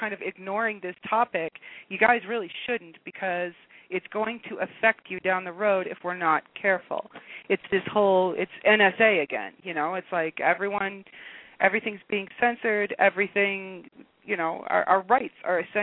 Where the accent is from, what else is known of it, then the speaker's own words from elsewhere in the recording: United States; now in Canada; I am an American living in Canada